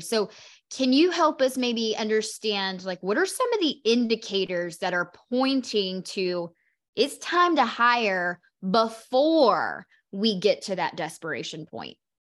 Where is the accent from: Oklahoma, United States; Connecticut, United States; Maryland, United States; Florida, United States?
Oklahoma, United States; moved away; also born or lived in Carolinas; I'm from Oklahoma